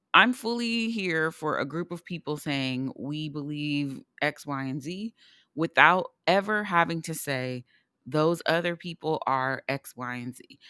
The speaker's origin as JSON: {"language": "English", "country": "United States", "said": "as an American"}